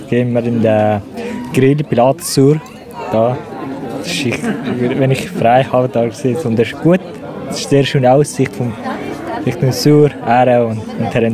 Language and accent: German; Afghanistan; German is a second language; now in Suhr, Switzerland; ich komme aus Afghanistan.